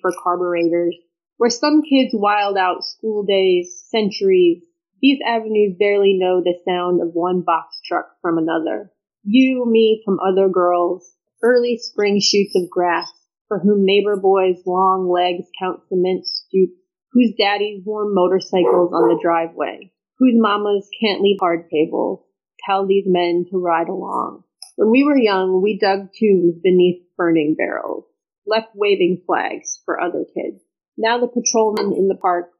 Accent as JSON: {"language": "English", "town": "Flint", "region": "Michigan", "country": "United States", "tie": "born or raised there", "moved": "yes"}